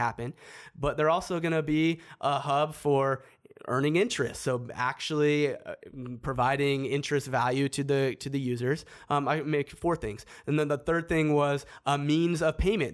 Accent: Seattle, Washington, United States; I'm from Seattle.

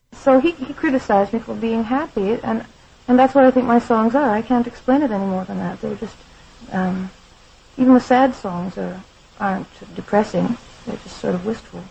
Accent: Saskatchewan, Canada; moved away as an adult; now in Detroit, United States; I'm very Canadian. You know that I live in the States now.

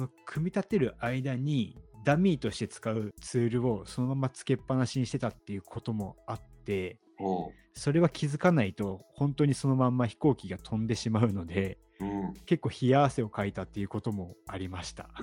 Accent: Hiroshima, Japan; 僕の地元広島

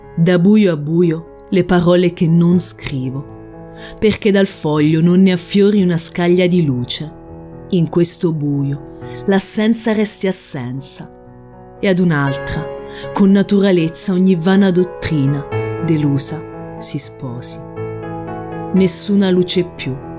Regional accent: Lanciano, Abruzzo, Italy; Io sono nata a Lanciano, sono tornata a vivere a Lanciano dove risiedo attualmente

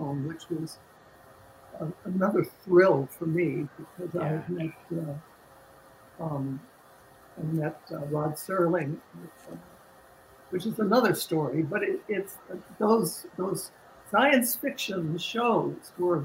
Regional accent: Westport, Connecticut, United States; moved away; I'm a kid from Connecticut

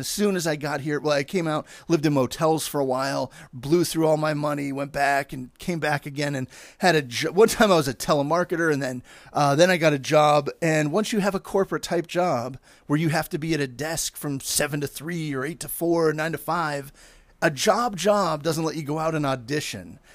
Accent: Pittsburgh, Pennsylvania, United States; moved away as an adult; now in Los Angeles, United States; I'm there with my dad coming from Pittsburgh

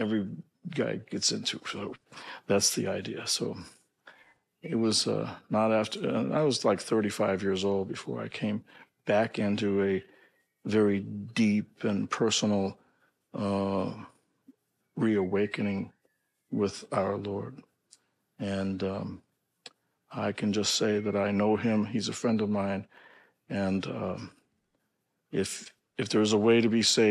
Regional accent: St. Louis, Missouri, United States; I grew up in St. Louis

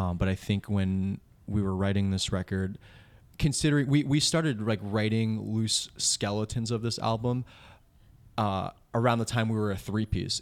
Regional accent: Old Bridge, New Jersey, United States; born or raised there; now in Bayonne, United States

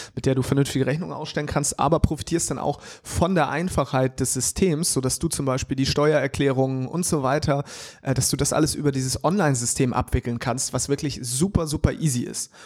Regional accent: Hamburg, Germany; ich als Hamburger

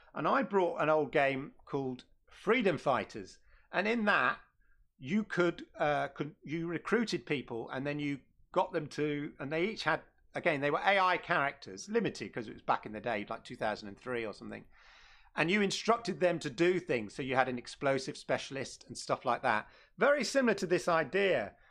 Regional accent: London, United Kingdom; moved away; Shout out to London. Used to be my hometown. Uh, not anymore

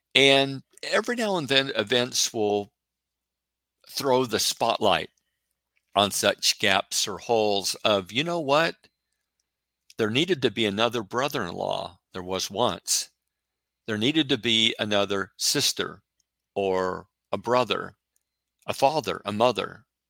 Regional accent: Oregon, United States; I'm from Oregon

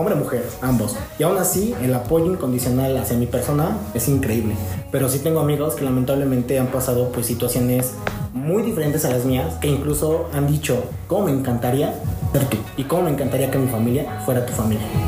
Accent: San Pedro Cholula, Puebla, Mexico; soy originario de San Pedro Cholula, tengo 26 años

